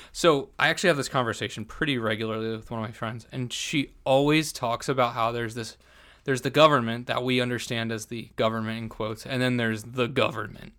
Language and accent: English; New Jersey, United States; I'm from Jersey